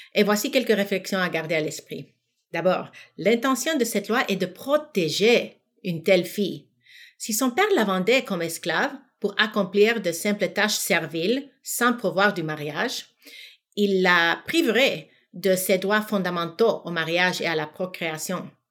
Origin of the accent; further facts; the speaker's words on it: United States; moved away as an adult; also born or lived in Senegal; now in Quebec, Canada; j'ai grandi aux États-Unis